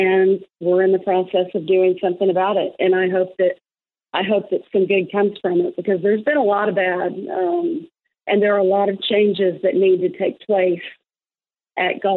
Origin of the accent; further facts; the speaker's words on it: Fayetteville, Arkansas, United States; Fayetteville, Arkansas, my hometown, where I not only played college golf